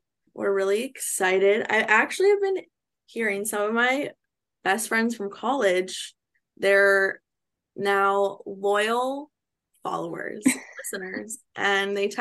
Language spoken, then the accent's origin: English; California, United States; moved away as an adult; also born or lived in West Virginia; I'm from California